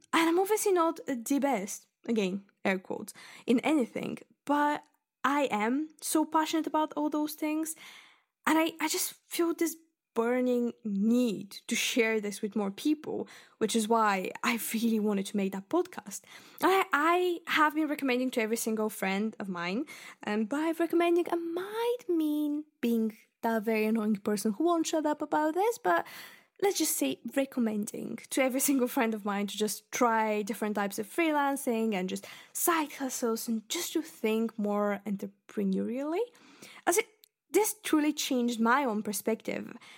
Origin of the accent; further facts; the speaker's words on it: Bulgaria; English is a second language; moved away as an adult; now in Scotland, United Kingdom; I was born in Bulgaria and I lived there until I was nineteen and I moved to uni, basically, here